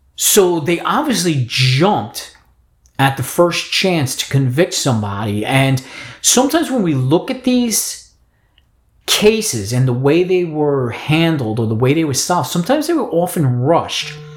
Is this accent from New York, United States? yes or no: yes; New York City, New York, United States; I grew up in the Bronx, New York